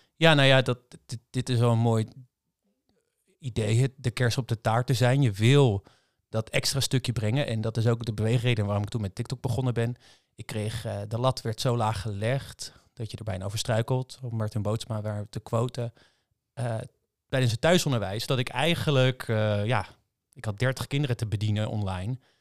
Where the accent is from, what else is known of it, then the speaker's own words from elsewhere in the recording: Rotterdam, South Holland, Netherlands; Ik kom uit Rotterdam.